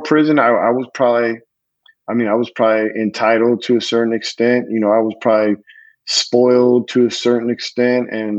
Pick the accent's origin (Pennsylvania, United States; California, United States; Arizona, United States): California, United States; I grew up in California